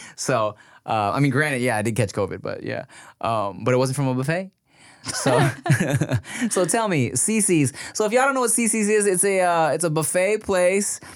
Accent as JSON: {"language": "English", "town": "Paramount", "region": "California", "country": "United States", "tie": "born or raised there", "said": "I grew up in Paramount"}